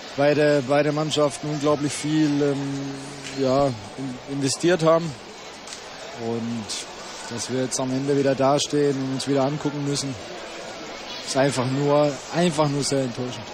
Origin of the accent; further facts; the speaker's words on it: Bottwar, Swabia, Baden-Württemberg, Germany; moved away; ich komme aus kleinen Bottweier, ist ein kleines Dorf hier, ungefähr 30 Kilometer weg von Stuttgart